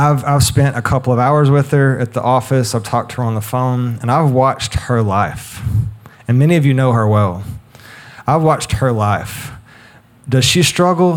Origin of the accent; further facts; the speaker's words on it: United States; we as a people, as an American people